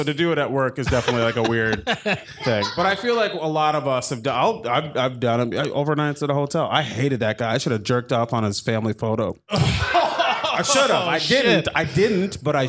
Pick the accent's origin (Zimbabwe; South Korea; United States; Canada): United States; Minnesota; I'm from Minnesota.